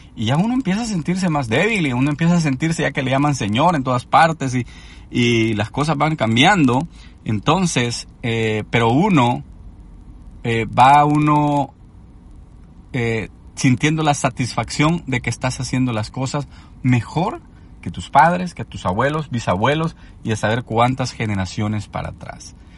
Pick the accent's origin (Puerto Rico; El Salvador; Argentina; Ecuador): El Salvador; cuando yo crecí en Latinoamérica, en El Salvador específicamente